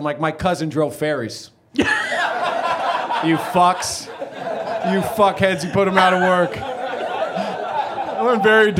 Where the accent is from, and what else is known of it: Tiburon, California, United States; born or raised there; also born or lived in San Francisco